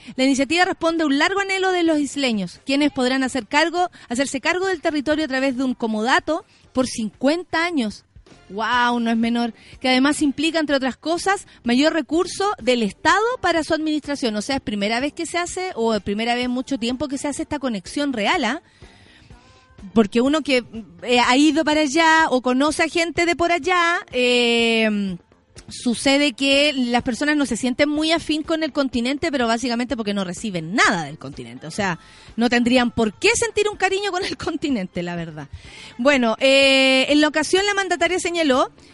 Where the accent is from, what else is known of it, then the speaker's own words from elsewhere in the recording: Santiago, Santiago Metropolitan Region, Chile; somos de Santiago